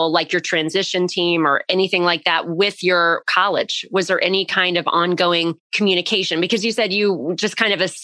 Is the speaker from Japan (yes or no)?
no; Northeast Ohio, United States; I'm from Northeast Ohio.